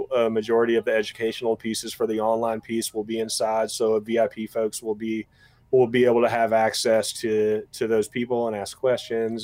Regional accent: East Tennessee, United States; I'm from East Tennessee

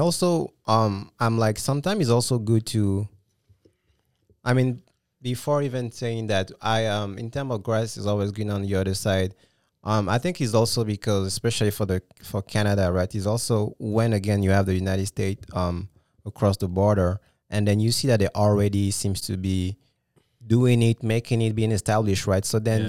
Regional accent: Gabon; also born or lived in France; when I was, for instance, living in France or when I was growing up in Gabon, right? And that's the main reason I moved

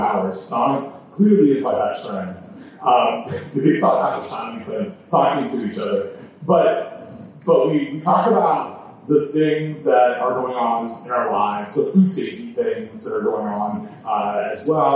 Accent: Canada; I'm from Canada.

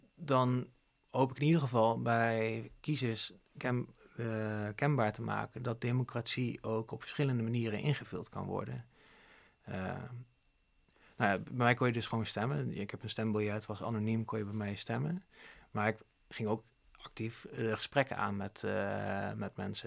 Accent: Zevenaar, Gelderland, Netherlands; moved away; also born or lived in Didam; ik kom dan oorspronkelijk uit Zevenaar en Huid, Didam. Het zijn twee dorpjes die naast elkaar liggen

